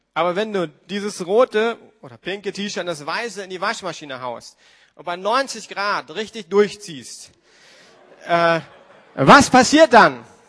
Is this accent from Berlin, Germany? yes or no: yes; Berlin, Germany; als Berliner